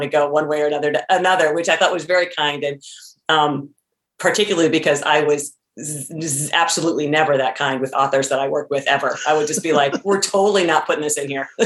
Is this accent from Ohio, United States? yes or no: yes; Tiffin, Ohio, United States; Tiffin, which is the name of my hometown